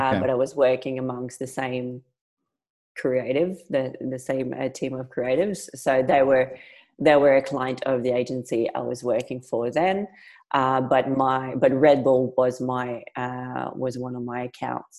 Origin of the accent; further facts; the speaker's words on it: Montreal, Quebec, Canada; English is a second language; moved away as an adult; now in Perth, Australia; So I am from Montreal in Canada. I have been living there until 11 years ago. So I moved to Australia in Perth 11 years ago.